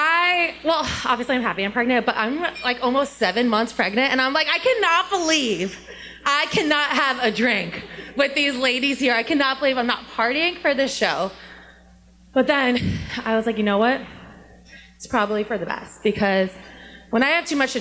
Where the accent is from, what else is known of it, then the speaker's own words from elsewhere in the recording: New Jersey, United States; moved away; I'm from New Jersey